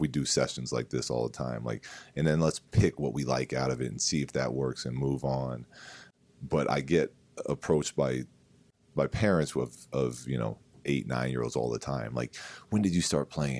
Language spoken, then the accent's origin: English; San Diego, California, United States; We grew up in San Diego